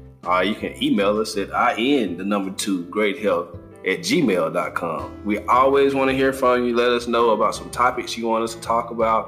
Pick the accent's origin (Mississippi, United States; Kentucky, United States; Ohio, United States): Mississippi, United States; now in North Carolina, United States; we're in North Carolina. We're coastal. So all of our coastal people, and I'm from Mississippi, so all my people around the Gulf of Mexico